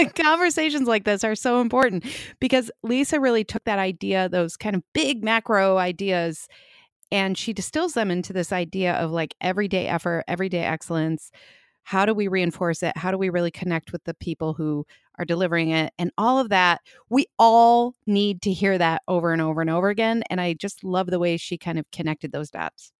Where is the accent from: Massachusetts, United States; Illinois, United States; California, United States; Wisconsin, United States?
Illinois, United States; Chicago; accent: Chicago; My Chicago accent